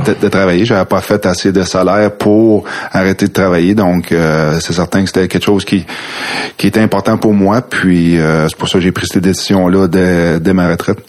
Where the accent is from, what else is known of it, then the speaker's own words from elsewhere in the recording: Quebec City, Quebec, Canada; Moi, je viens de Québec. J'ai grandi à Québec, oui, à Villevanie